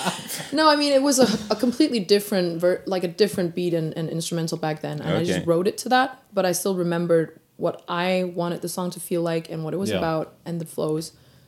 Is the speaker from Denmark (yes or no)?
yes; Denmark; as like a young Asian girl growing up in Denmark.